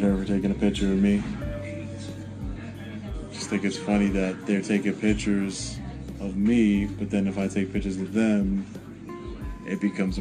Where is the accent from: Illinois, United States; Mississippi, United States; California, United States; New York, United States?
New York, United States; I'm from New York